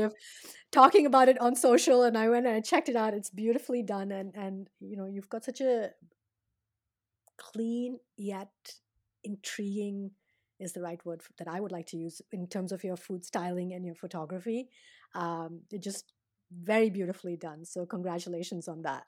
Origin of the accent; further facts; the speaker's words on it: India; now in United States; being Indian and, and having, you know, lived, grown up there and gotten a, a different kind of a food palate to coming here to the States and now living here